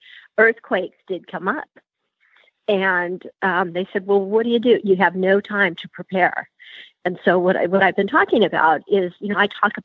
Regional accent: Ventura, California, United States; I am from Ventura, California

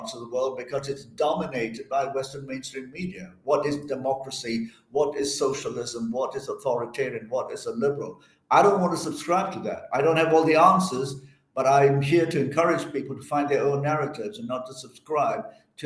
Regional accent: Malaysia; moved away; I'm originally from Malaysia

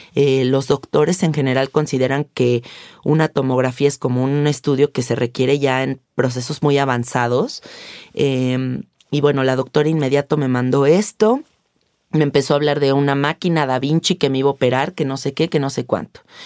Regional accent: Mexico; siendo mexicanos

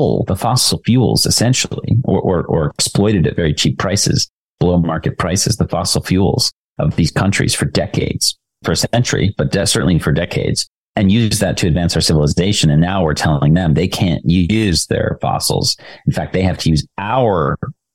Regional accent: United States; being an American and being part of this tradition

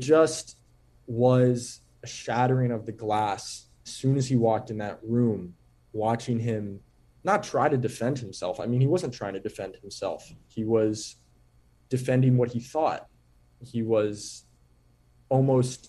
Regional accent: New York, United States; Growing up in New York, playing basketball, as I did, born in the year 2000

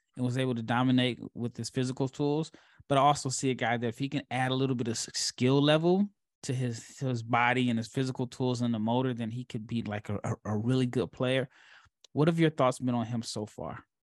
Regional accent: Nebraska, United States; moved away; born and raised in Nebraska

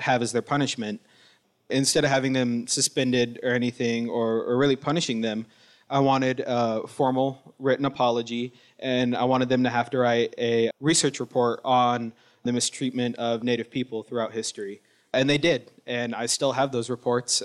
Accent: Wilton Rancheria, Sacramento Valley, California, United States

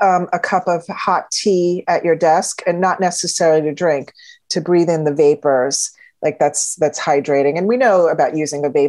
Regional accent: Florida, United States; I grew up in Florida.

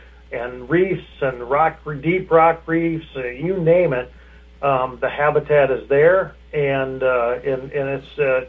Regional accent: Appleton, Wisconsin, United States; moved away as an adult; now in Aitkin, United States; I'm originally from Appleton, Wisconsin

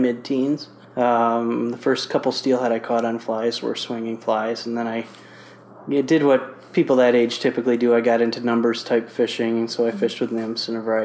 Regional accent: Grandville, Michigan, United States; I was born in Grand Rapids, Michigan, and I was raised in Granville, Michigan

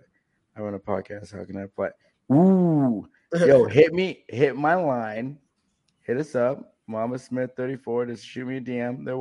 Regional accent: Vermont, United States; I'm from Vermont

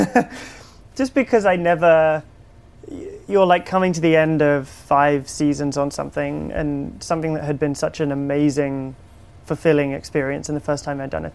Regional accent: United Kingdom; accent: British; I direct in my British accent

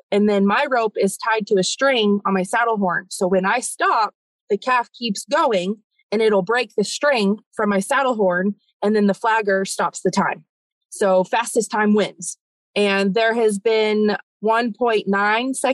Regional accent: Las Vegas, Nevada, United States; now in Texas, United States; I grew up in Nevada, in Las Vegas

